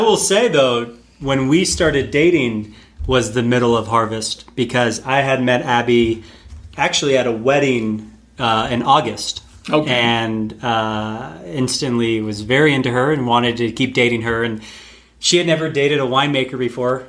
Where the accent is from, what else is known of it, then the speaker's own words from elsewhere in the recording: North Carolina, United States; I'm originally from North Carolina, uh, which for anyone who doesn't know is on the east coast of the United States